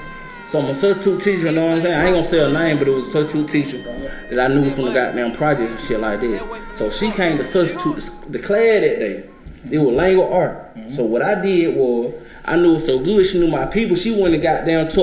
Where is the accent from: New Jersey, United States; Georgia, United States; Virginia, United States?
Georgia, United States; Griffin; I'm from Griffin, Georgia, man. Spalding County